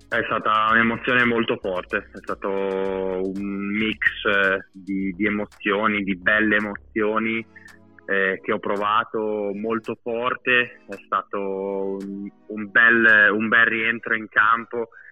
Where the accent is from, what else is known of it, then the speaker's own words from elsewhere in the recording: Pieve di Cento, Emilia-Romagna, Italy; also born or lived in Bologna; sono cresciuto in provincia di Bologna